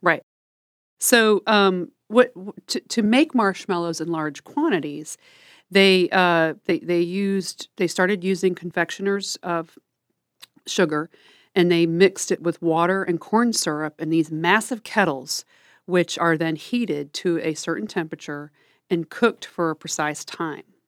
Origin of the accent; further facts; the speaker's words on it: Midwest, United States; I'm from the Midwest